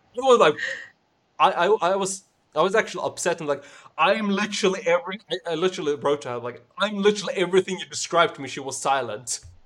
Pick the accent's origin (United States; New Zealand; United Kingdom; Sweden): Sweden; English is a second language; I'm the one from Sweden